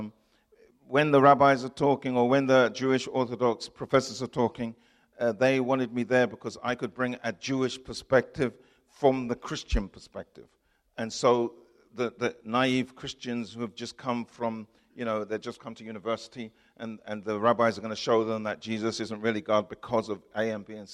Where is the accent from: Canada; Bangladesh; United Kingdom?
United Kingdom; England; I'm from England